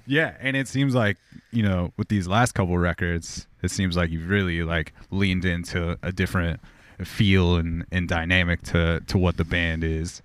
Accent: Corona, California, United States; I grew up in Southern California, like, forty miles outside of L

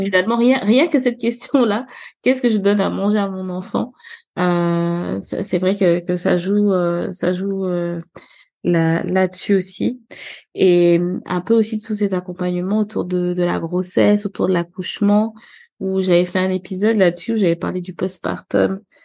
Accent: Libreville, Estuaire, Gabon; now in France; moi je suis née euh, à Libreville, euh, j'ai grandi au Gabon

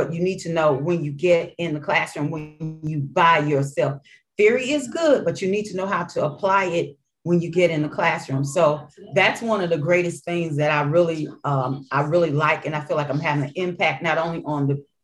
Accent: St. Louis, Missouri, United States; born or raised there; accent: Mississippi accent mixed in with Arkansas and my hood accent

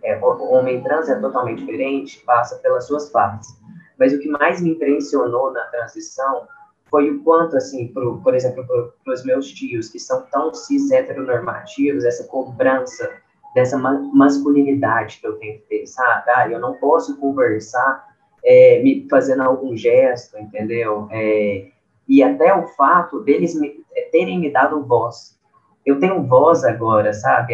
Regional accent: Uberlândia, Minas Gerais, Brazil; Sou de Uberlândia

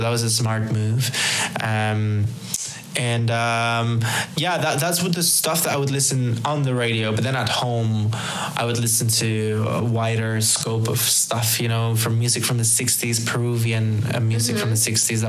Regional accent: Madrid, Community of Madrid, Spain; Madrid is a magical place, really. I mean, obviously, it's my hometown

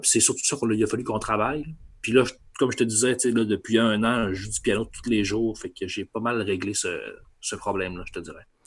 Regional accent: Saguenay, Quebec, Canada; moved away as an adult; now in Quebec City, Canada; je viens du Saguenay

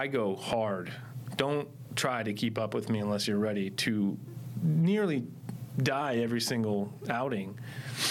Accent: Ohio, United States; now in Arizona, United States; I'm from Ohio

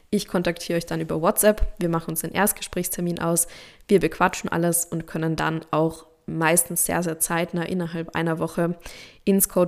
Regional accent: Austria; Zumindest bei uns in Österreich, in Deutschland, in der Schweiz ist es so, da weiß ich das.

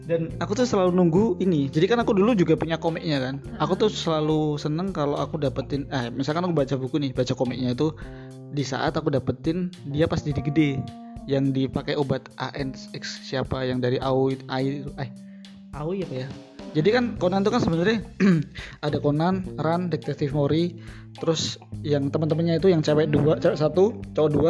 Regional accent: Semanggi, Indonesia; jadi kalau di di kampungku di Semanggi itu ada satu nama toko namanya toko maju

